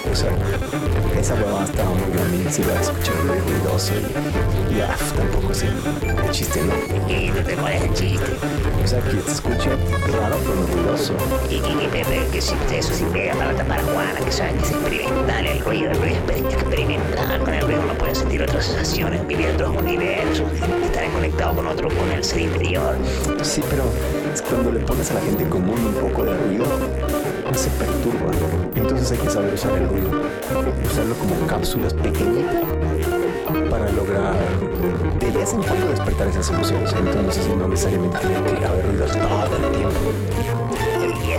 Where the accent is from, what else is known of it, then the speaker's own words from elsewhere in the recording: Guayaquil, Guayas, Ecuador; Acuérdate que tú eres ecuatoriano. Y, y, pero soy de Guayaquil.